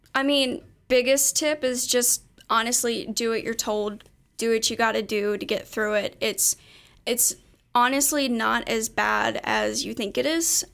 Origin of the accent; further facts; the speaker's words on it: Erlanger, Kentucky, United States; I'm from Erlanger, which is only, like, twenty minutes from here.